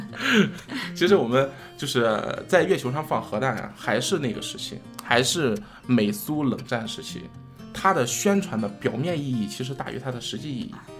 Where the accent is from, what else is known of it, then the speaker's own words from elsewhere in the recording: China; 其实对于我们中国人来说